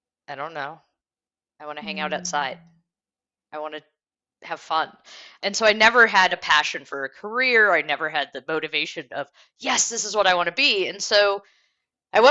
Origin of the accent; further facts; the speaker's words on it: Detroit, Michigan, United States; also born or lived in Germany; I grew up in the Detroit area as well as Germany, but mostly in the Detroit area